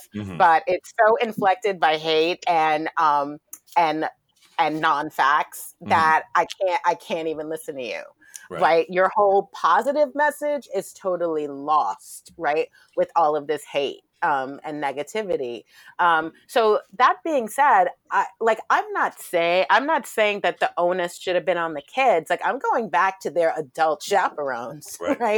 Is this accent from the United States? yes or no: yes; New York City, New York, United States; growing up in Brooklyn